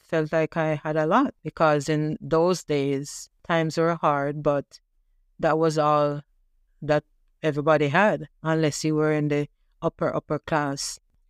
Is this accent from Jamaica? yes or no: yes; Jamaica; now in Canada; I remember growing up in Jamaica, and my parents, they struggled to provide for us.